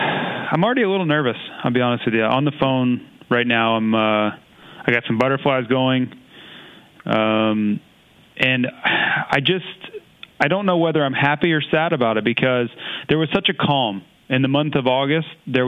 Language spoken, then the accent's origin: English; United States; I was American over there